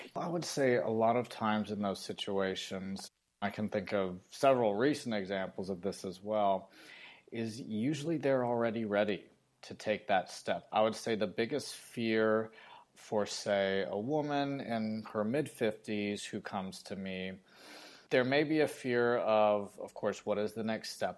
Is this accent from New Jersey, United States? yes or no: no; Phoenix, Arizona, United States; moved away as an adult; now in San Diego, United States; I grew up in Phoenix, Arizona